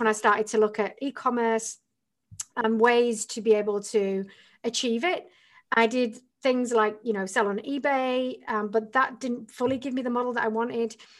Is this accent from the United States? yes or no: no; the north of England, United Kingdom; moved away as an adult; I'm from England originally